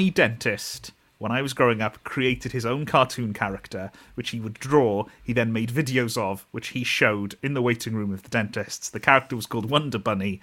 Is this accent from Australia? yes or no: no; near Neath, Wales, United Kingdom; when we lived near Neath